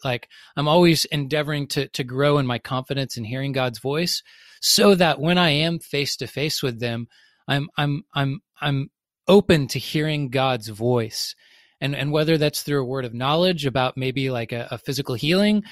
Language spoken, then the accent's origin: English; the South, United States; I grew up, I grew up in the South